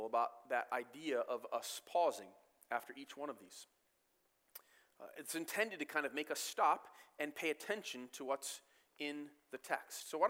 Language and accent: English; Michigan, United States; I grew up in the States my entire life.